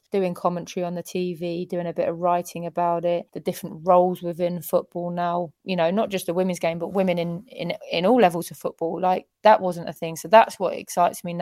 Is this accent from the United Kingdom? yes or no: yes; England, United Kingdom; as an English person